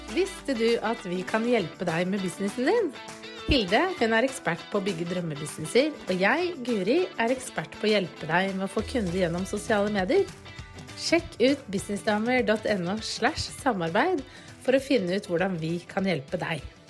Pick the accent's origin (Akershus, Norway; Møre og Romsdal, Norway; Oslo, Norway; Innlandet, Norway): Akershus, Norway; Bærum; now in Drammen, Norway; der hvor jeg er fra, jeg er fra Bærum